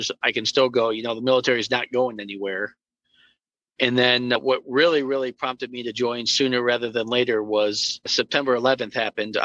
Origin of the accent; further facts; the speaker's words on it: Camillus, New York, United States; I grew up in Camillus, New York, which is about 6 miles west of the city of Syracuse. I was born and raised there